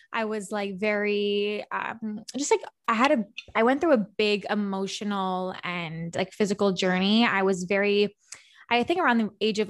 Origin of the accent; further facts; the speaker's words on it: Montreal, Quebec, Canada; I'm from Montreal